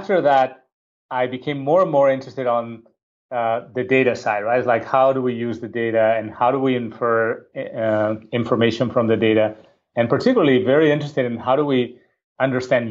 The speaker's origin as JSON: {"language": "English", "town": "Barcelona", "region": "Catalonia", "country": "Spain", "moved": "as an adult", "said": "I'm originally from Barcelona, Spain"}